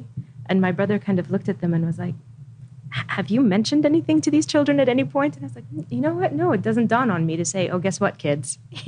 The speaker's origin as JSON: {"language": "English", "town": "Khobar", "region": "Eastern Province", "country": "Saudi Arabia", "tie": "born or raised there", "also_born_or_lived": "Riyadh", "said": "I was born in Riyadh and then we moved to Khabar, which is in the north of Saudi, where the air base is, and my father was a fighter pilot. So we were there up until I was 6 years old."}